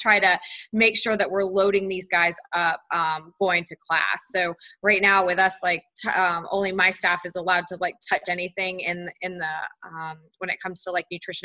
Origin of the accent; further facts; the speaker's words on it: Charlotte, North Carolina, United States; also born or lived in Tallahassee, Florida; I'm from Charlotte, North Carolina, so I grew up in North Carolina